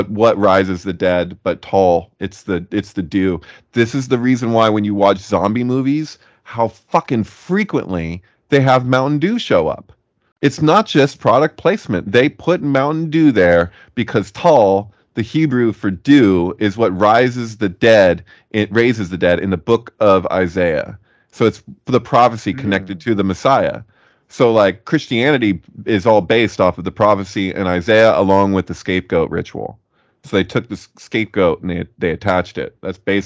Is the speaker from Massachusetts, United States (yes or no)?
no; Santa Cruz, California, United States; I'm in Santa Cruz, born and raised in Santa Cruz.